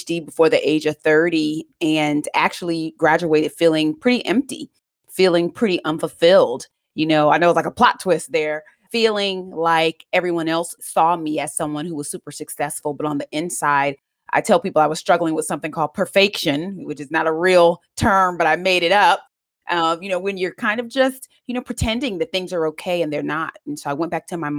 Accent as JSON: {"language": "English", "country": "United States", "tie": "born or raised there", "said": "I grew up actually right outside of Washington, D.C. in a single parent household, and I am Jamaican"}